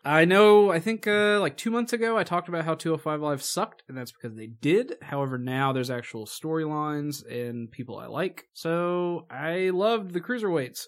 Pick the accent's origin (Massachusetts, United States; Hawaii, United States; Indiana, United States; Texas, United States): Indiana, United States; we're from Indiana.